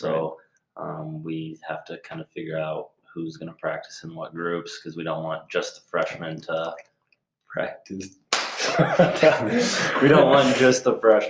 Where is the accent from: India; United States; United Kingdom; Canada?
United States; Story City, Iowa; from Story City, Iowa.